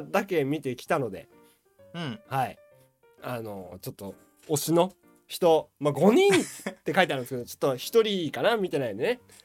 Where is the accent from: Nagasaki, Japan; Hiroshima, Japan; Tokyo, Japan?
Hiroshima, Japan; moved away; 私もねまあ久々にこう地元に帰りましてうんうんうんはいまああの広島に